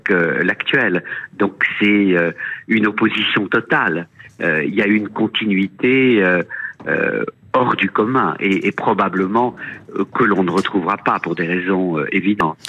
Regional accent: France; chez nous en France

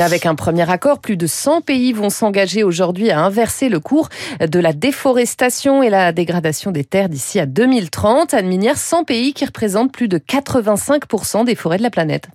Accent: France; chez nous, en France

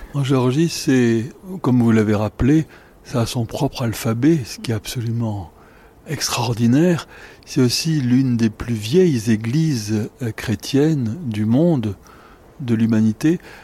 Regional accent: France; en tant que Français, un peu chez moi

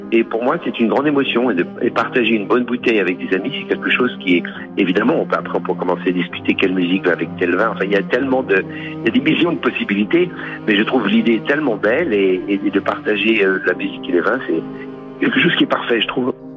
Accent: Lyon, Auvergne-Rhône-Alpes, France; also born or lived in Burgundy; je suis né à Lyon. Mais ma famille est originaire de Bourgogne

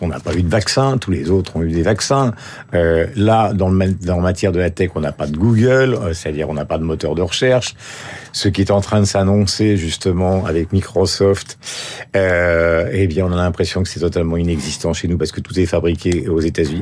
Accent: France; je suis français

